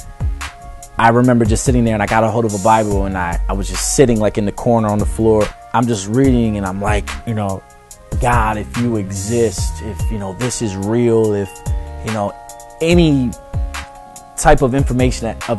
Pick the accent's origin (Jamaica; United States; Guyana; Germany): United States; Detroit, Michigan; also born or lived in Madison Heights, Michigan; I'm from Detroit, Michigan. You know, I really grew up in a broken home. Was in Madison Heights until I was about 11 years old.